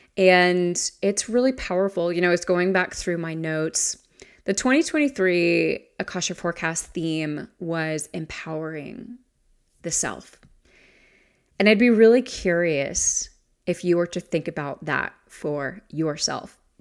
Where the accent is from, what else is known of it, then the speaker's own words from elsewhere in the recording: the South, United States; my hometown is in the South